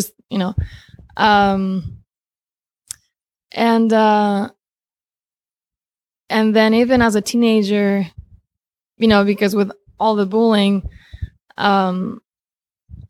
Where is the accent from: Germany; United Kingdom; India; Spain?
Spain; moved away as an adult; also born or lived in Romania / Argentina; now in United States; I was born in Romania. I grew up in Spain since I was 3, 4. Just turned 4, and then I lived in Argentina for about a year or so, and then I moved to the U.S.